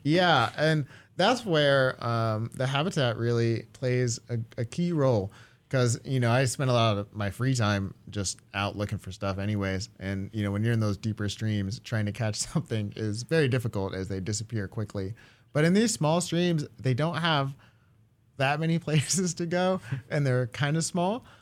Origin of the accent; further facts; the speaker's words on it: Japan; moved away; I grew up in Japan mostly, uh, as a kid